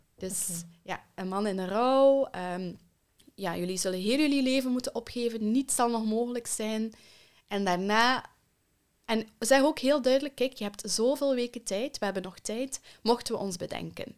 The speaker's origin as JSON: {"language": "Dutch", "country": "Belgium", "tie": "born or raised there", "also_born_or_lived": "Kenya", "said": "En dan zijn we met z'n allen naar België verhuisd."}